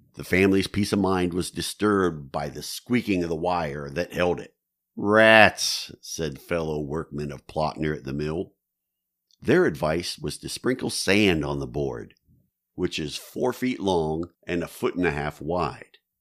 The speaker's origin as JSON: {"language": "English", "town": "New Philadelphia", "region": "Ohio", "country": "United States", "tie": "born or raised there", "said": "the town of New Philadelphia, Ohio, my hometown"}